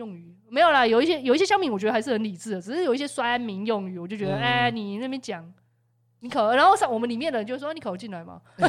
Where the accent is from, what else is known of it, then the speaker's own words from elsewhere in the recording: Taiwan; 我们台湾人